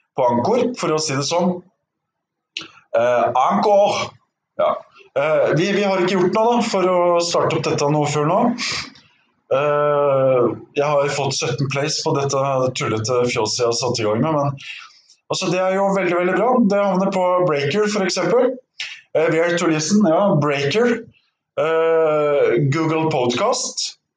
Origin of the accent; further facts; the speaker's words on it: Norway; jeg er fra Norge